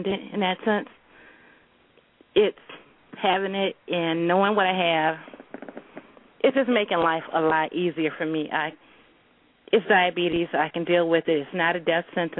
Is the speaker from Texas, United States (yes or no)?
no; Detroit, Michigan, United States; now in Grand Rapids, United States; I am from Detroit. Originally from Detroit, living in Grand Rapids now.